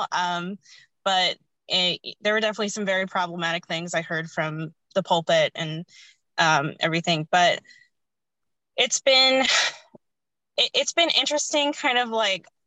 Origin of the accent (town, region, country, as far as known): United States; born or raised there; also born or lived in India